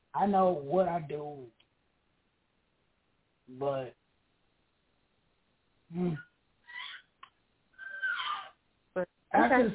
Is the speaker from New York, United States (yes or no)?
yes; New York City, New York, United States; I'm from Brooklyn. Shout out to Brooklyn, East New York